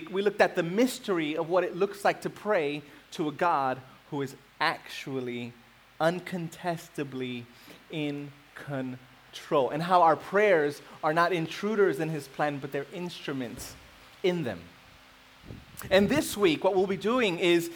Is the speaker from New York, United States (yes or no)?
yes; New York City, New York, United States; moved away as an adult; I grew up in New York City. I've been here for about 8 years